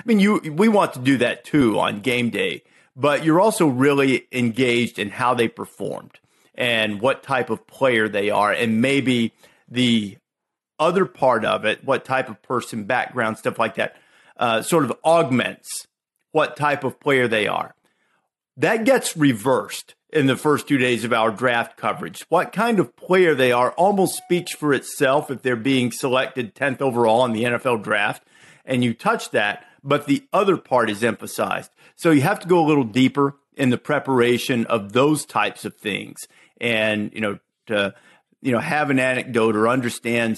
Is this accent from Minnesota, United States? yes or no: no; Muscle Shoals, Alabama, United States; accent: Southern; moved away; also born or lived in Chicago; I grew up in Northwest Alabama, and I had a very, very distinct Southern accent